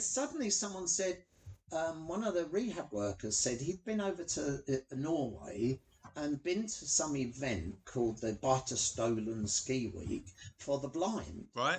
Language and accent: English; London, United Kingdom; I'm a Londoner through and through, hackney boy